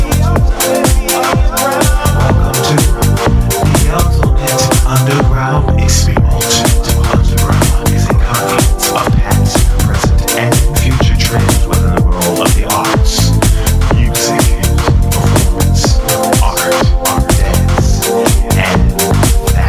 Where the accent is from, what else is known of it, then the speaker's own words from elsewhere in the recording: New York City, New York, United States; moved away; broadcasting this week from the Big Apple, New York City, my hometown.